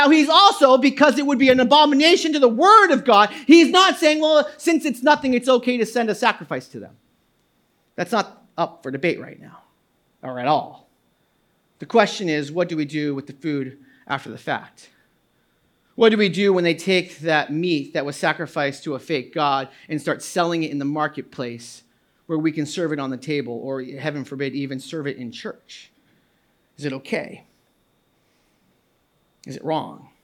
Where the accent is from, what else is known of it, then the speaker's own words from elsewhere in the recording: New England, United States; now in New Jersey, United States; I grew up in New England, a conservative Baptist church